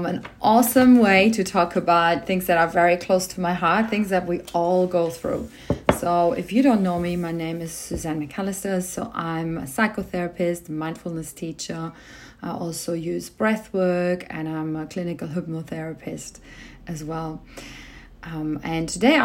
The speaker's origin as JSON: {"language": "English", "country": "Germany", "tie": "born or raised there", "moved": "yes", "lives_now": "Australia", "said": "I was born in Germany. So this is where part of my family is."}